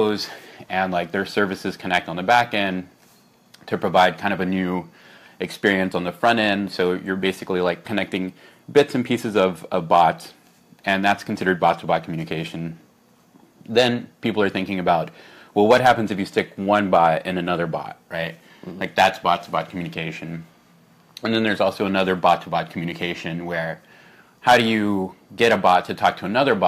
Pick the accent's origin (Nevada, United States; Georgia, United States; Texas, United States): Texas, United States; Houston; now in San Francisco, United States; I'm actually from Houston